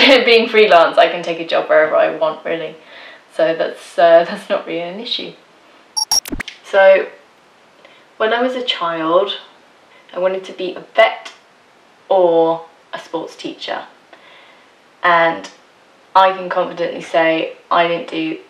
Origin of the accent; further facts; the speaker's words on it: England, United Kingdom; moved away as an adult; now in Denmark; I was born and raised in England, but in 2006 I moved to Denmark because I met my husband, and now we live here